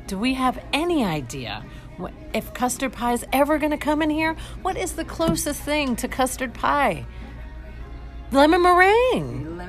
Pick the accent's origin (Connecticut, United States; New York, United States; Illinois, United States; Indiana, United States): New York, United States; now in St. Petersburg, Florida, United States; I'm from New York